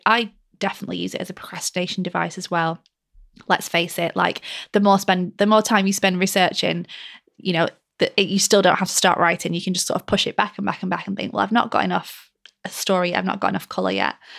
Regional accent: Lancashire, North West England, United Kingdom; my rainy mill town that I grew up in Lancashire

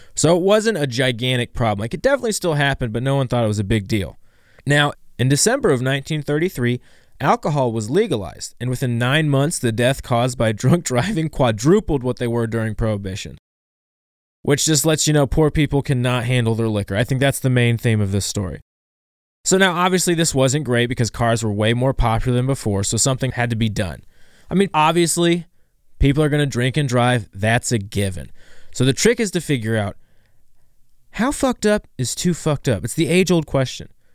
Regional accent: Ohio, United States; I'm from Ohio

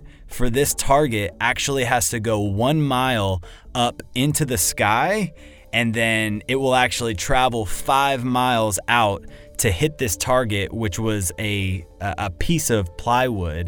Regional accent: Dallas, Texas, United States; I come from Dallas, Texas. I am a full-time cinematographer out there

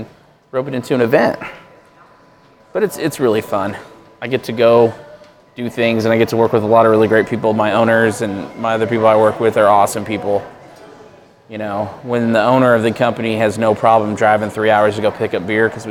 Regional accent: Southern California, United States; moved away as an adult; now in Knoxville, United States; Born and raised in SoCal. Moved here when I was 23

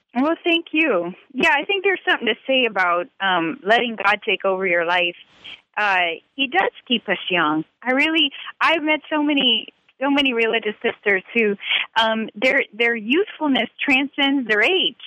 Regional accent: Louisiana, United States; also born or lived in Italy; I'm from Louisiana

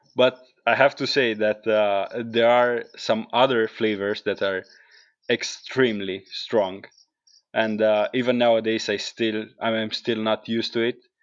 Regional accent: Carpino, Apulia, Italy; English is a second language; moved away as an adult; also born or lived in England; now in Iceland; coming from a small village in the south of, uh, Italy called Carpino

